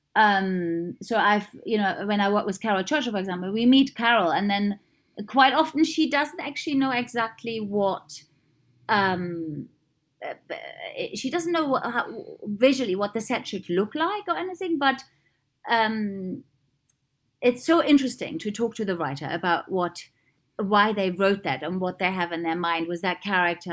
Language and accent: English; East Germany, Germany; moved away; I grew up in East Germany.